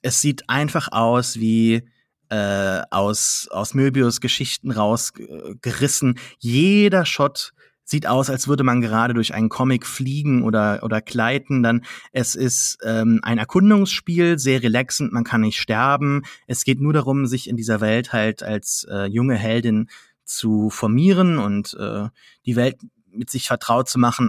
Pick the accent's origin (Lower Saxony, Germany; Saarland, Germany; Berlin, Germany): Saarland, Germany; bin kein Franzose, obwohl ich Saarländer bin